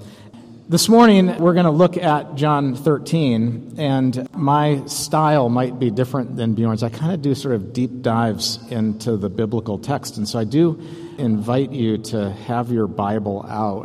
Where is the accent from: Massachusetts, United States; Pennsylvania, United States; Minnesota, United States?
Minnesota, United States; St. Paul; I'm from St. Paul, Minnesota